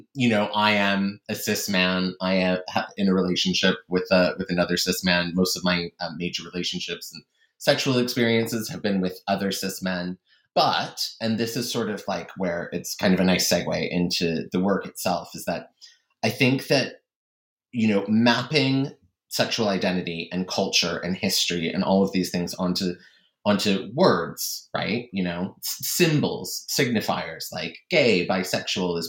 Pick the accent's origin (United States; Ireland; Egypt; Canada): Canada; moved away as an adult; also born or lived in East Asia / Middle East; I'm originally from Canada, but I spent many years living and traveling in East Asia, and then many years living and traveling in the Middle East